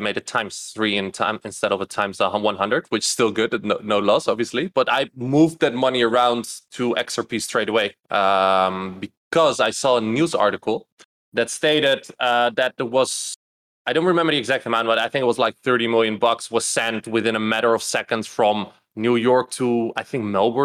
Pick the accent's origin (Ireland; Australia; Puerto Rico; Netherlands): Netherlands; moved away as an adult; also born or lived in Louisville, Kentucky; I'm Dutch from the Netherlands. Don't live there anymore